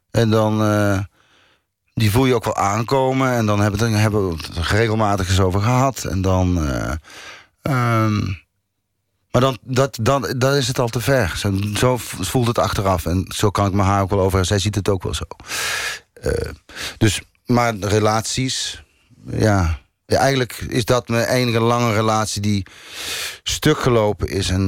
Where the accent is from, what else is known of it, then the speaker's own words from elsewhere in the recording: North Brabant, Netherlands; Ik kom uit het Brabantse eh, land.